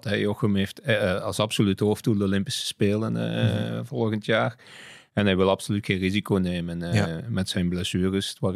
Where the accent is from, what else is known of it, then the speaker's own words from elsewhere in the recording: Flanders, Belgium; is dat een beetje, ging dat niet, niet verder en zijn we op, alleen als Vlamingen verder gegaan.